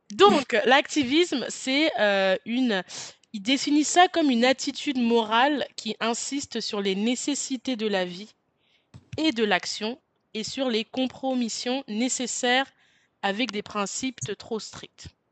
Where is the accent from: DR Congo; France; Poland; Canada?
France; je suis française